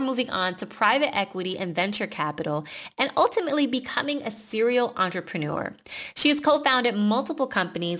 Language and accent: English; Atlanta, Georgia, United States; Our parents met in Chicago and we grew up in Atlanta